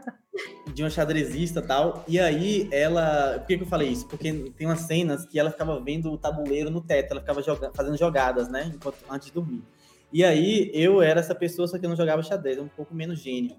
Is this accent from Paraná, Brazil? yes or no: no; Vitória da Conquista, Bahia, Brazil; moved away; eu sou de Vitória da Conquista, interior da Bahia, Nordeste, Brasil, América do Sul